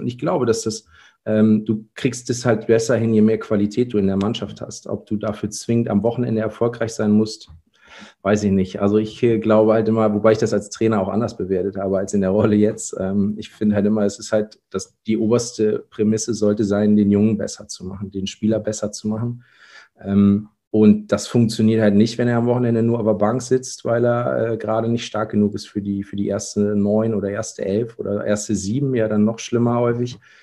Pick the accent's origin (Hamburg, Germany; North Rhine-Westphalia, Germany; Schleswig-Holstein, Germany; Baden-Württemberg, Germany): North Rhine-Westphalia, Germany; moved away as an adult; now in Kiel, Germany; komme gebürtig aus Nordrhein-Westfalen. Bin da groß geworden